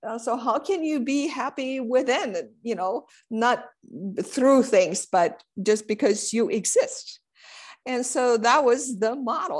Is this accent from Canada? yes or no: no; Romania; I was born and raised in Common East Romania